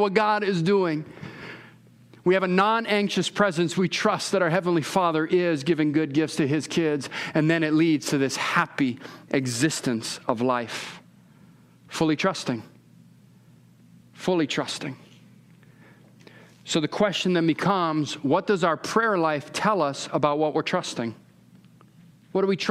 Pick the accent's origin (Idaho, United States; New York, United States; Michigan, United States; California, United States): California, United States; I'm from California